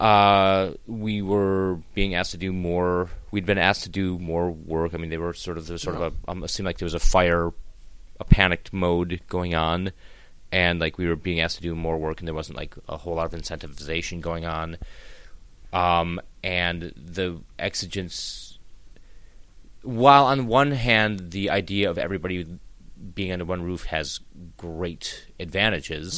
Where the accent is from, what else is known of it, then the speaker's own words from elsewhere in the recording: Wisconsin, United States; I'm just a kid from Wisconsin, a bald kid from Wisconsin, a bald 43-year-old kid from Wisconsin